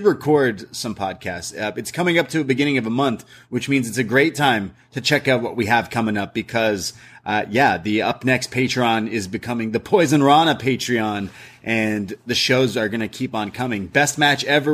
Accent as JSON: {"language": "English", "country": "Canada", "said": "I'm Canadian. We don't learn a lot of American history in schools growing up, because we learn about Canadian history."}